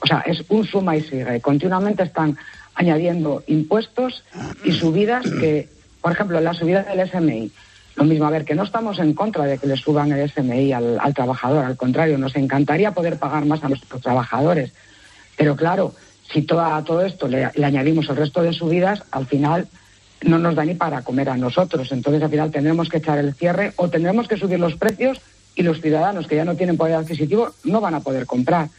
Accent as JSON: {"language": "Spanish", "town": "León", "region": "Castile and León", "country": "Spain", "said": "vienes mucho por mi tierra, saludos desde León"}